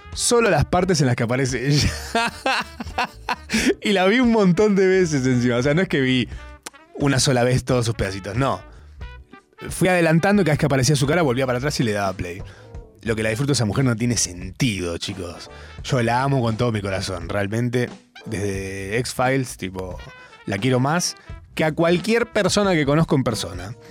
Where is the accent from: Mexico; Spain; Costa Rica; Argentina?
Argentina; siendo argentino